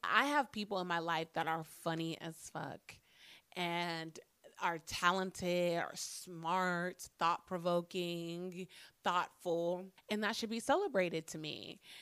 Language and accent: English; Phoenix, Arizona, United States; I'm a fucking black girl born and raised in Phoenix, Arizona.